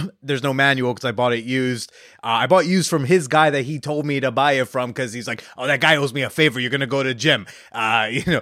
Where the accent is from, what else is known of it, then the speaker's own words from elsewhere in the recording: New Jersey, United States; I grew up in North Jersey